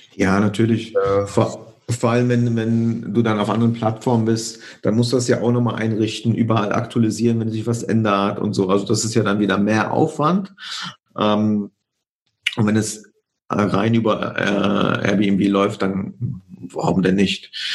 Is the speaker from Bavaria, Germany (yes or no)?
no; Cologne region, North Rhine-Westphalia, Germany; also born or lived in Poland; ich komme ursprünglich aus der Region Köln